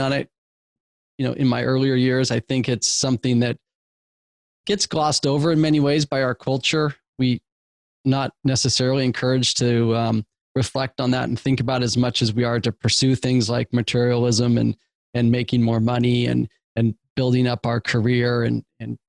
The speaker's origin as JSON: {"language": "English", "town": "Eugene", "region": "Oregon", "country": "United States", "tie": "born or raised there", "said": "I grew up in the Pacific Northwest in Eugene, Oregon, a small college town"}